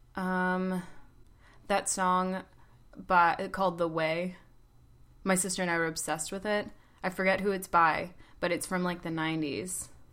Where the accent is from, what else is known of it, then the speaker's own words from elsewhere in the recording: Atlanta, Georgia, United States; moved away as an adult; also born or lived in Oklahoma City; now in New York, United States; I'm from Atlanta